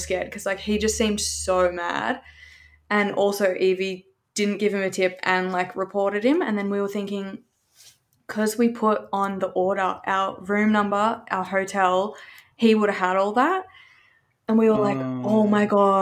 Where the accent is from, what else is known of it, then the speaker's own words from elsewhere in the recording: Australia; I'm from Australia